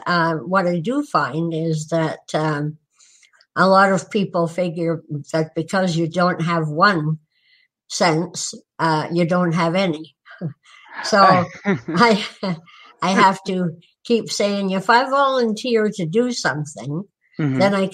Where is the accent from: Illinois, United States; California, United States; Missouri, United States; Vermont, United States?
Vermont, United States; Newport; born there; No, actually, I was born in Newport, Vermont, because that was the closest hospital at the time.